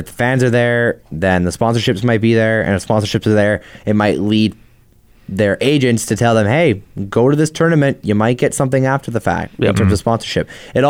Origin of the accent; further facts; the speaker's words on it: Canada; it's something to hang your hat on as a Canadian basketball fan